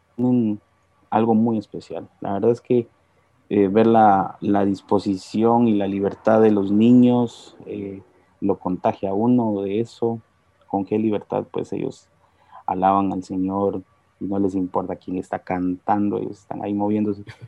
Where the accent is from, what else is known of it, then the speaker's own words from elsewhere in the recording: Guatemala; yo nací en un hogar cristiano. Mis padres asistieron durante mucho tiempo a Iglesia Lim, aquí en Guatemala